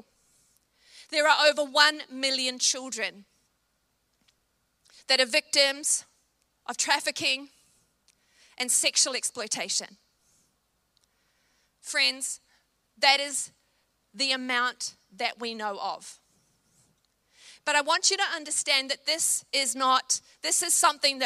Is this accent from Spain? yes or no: no; New Zealand; I'm a Kiwi